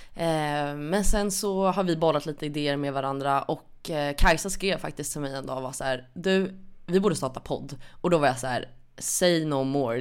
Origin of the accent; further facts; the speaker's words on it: Stockholm, Stockholm County, Sweden; är född och uppvuxen i Stockholm